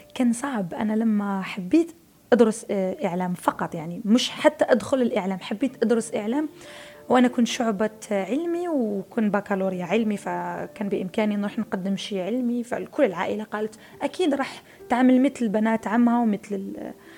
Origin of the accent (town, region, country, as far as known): Algeria